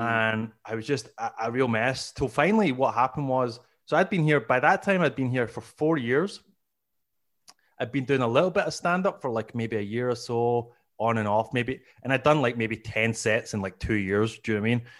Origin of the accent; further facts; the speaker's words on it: Glasgow, Scotland, United Kingdom; moved away as an adult; now in Canada; as you can hear, I'm originally from, uh, Scotland. I'm, I, I'm from Glasgow